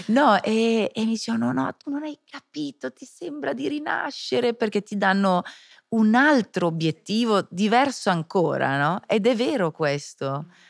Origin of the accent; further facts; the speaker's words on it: Switzerland; Io che sono svizzera